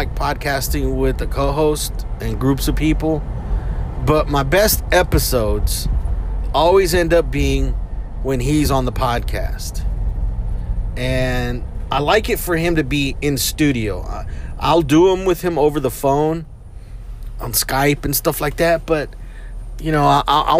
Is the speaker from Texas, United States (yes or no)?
yes; Houston, Texas, United States; we're from Houston.